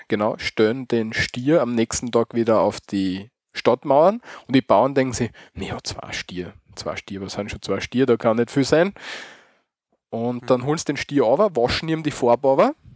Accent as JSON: {"language": "German", "region": "Styria", "country": "Austria", "said": "Bei uns in der Steiermark"}